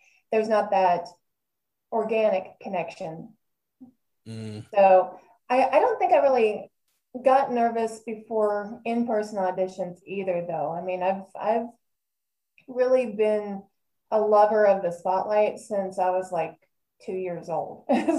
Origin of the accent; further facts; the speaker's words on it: Texas, United States; You know, I've lived in a bunch of different states too, but I think I love my home state of Texas always and forever.